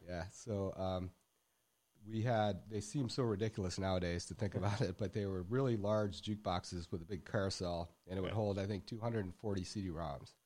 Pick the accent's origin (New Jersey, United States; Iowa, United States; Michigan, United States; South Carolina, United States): Michigan, United States; moved away as an adult; also born or lived in Dallas, Texas; now in Texas, United States; growing up in Michigan